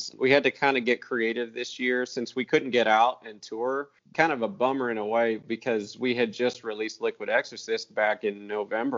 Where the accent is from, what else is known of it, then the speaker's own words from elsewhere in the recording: Waldron, Indiana, United States; now in Spring Hill, United States; my first garage band was actually a Christian rock band back in my hometown of Waldron, Indiana